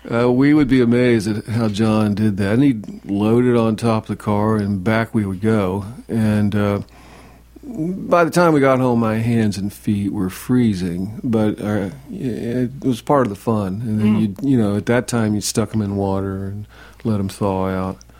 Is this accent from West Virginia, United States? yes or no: yes; West Virginia, United States; moved away; I'm from West Virginia